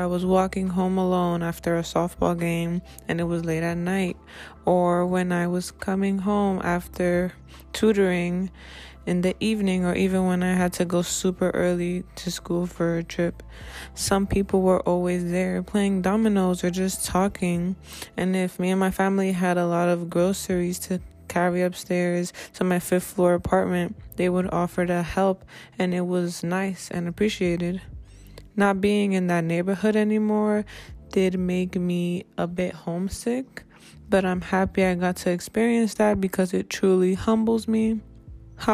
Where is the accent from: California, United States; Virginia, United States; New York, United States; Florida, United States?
New York, United States; New York City; moved away as an adult; now in Vermont, United States; I am from the Bronx. Being from the Bronx, it really puts a lot of things into perspective and allows me to be hungry for more. Growing up in apartments that are surrounded by so many other apartments